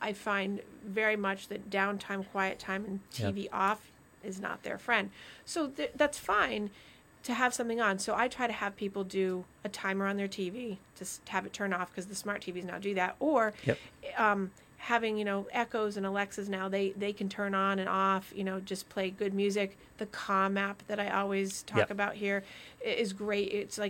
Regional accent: Vermont, United States; because I grew up in Vermont, so I'm like, oh, this is wonderful.

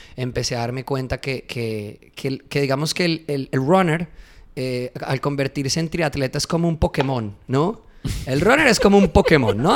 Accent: interior of Colombia, Andean region, Colombia; Yo soy del interior de Colombia

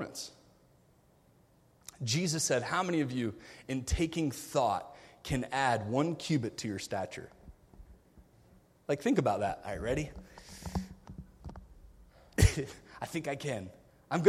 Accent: United States; I grew up in America. I grew up spoiled.

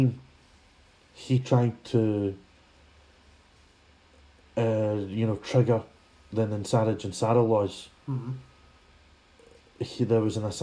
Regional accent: Scotland, United Kingdom; I'm not British, I'm Scottish

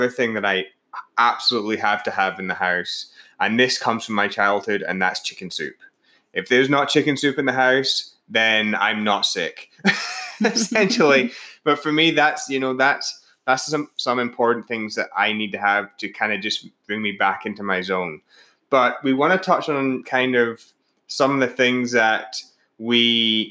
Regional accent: Scotland, United Kingdom; moved away; I'm from Scotland

